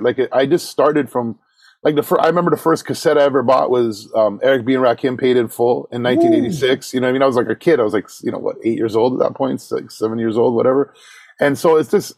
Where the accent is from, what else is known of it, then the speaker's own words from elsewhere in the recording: Toronto, Ontario, Canada; I grew up in like for people to know, like, you know, Don Mills Shepherd area, like Peanut Plaza, kind of that area